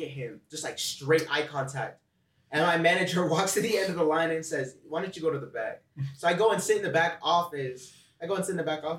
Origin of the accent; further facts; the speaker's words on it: Utah, United States; Growing up in Utah